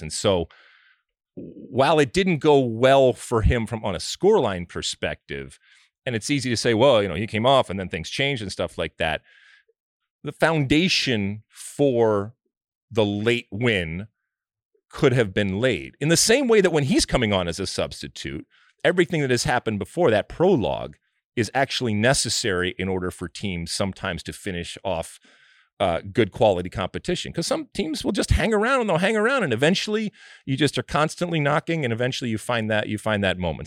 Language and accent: English; United States; I'm American